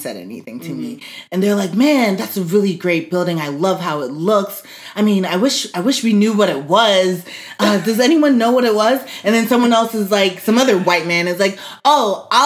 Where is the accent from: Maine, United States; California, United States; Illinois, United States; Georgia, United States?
Georgia, United States; Atlanta; Where I'm from. I was born here.